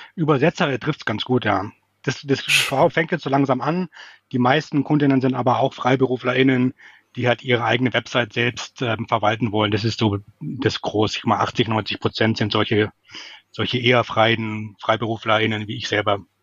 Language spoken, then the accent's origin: German; Munich, Bavaria, Germany; moved away as an adult; now in Hamburg, Germany; ich komme ursprünglich aus München, deswegen ist das Servus dabei